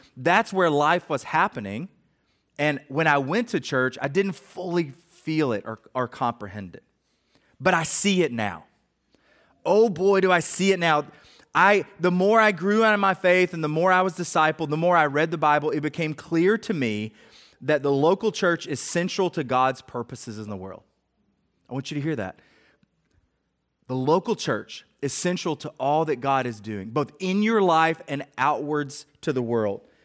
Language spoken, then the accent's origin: English; Middle Tennessee, United States; I grew up in Middle Tennessee